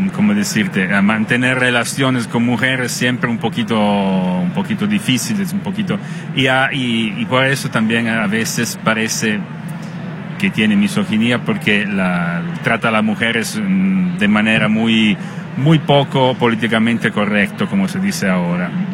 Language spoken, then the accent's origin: Spanish; Italy; Spanish is a second language